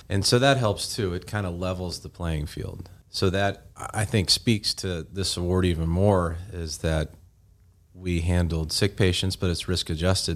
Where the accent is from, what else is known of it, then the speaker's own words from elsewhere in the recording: Georgia, United States; also born or lived in Tennessee / Birmingham, Alabama; now in West Tennessee, United States; originally grew up in Georgia